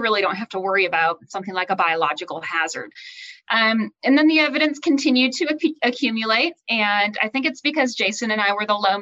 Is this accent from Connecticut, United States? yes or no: no; North Dakota, United States; moved away as an adult; also born or lived in Kansas / Iowa; now in Manhattan, Kansas, United States; I grew up in North Dakota raising sheep